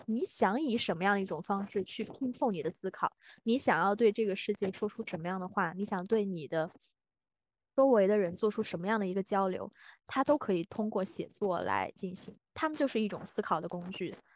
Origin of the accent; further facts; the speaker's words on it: China; 我的家乡它这种性特质会更加明确